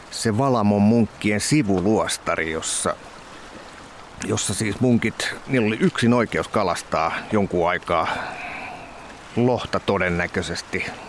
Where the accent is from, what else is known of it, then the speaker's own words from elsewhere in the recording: Kotka, Kymenlaakso, Finland; mä oon Kotkan poika ja lapsuuteni vietin Kymioella tuolla vähän alempaa